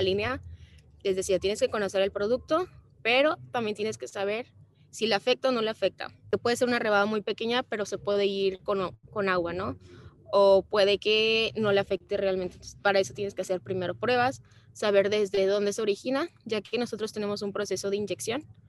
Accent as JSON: {"language": "Spanish", "country": "Mexico", "said": "los mexicanos somos como más amorosos que los, los brasileños"}